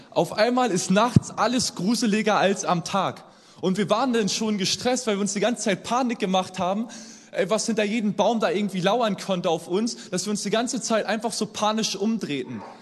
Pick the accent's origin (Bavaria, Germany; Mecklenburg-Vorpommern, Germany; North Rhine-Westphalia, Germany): Mecklenburg-Vorpommern, Germany; now in Hamburg, Germany; Ähm, ganz kurz, ich komme ja aus Mecklenburg-Vorpommern.